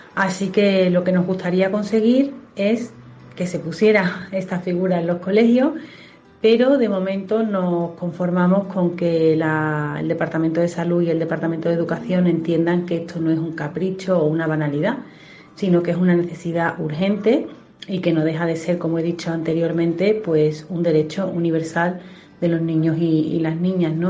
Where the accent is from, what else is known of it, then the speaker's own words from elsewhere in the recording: Seville, Andalusia, Spain; moved away as an adult; now in Pamplona, Spain; Estaréis notando en mi acento que no soy muda aquí y efectivamente soy sevillana, pero llevo viviendo ya en Pamplona cerca de 10 años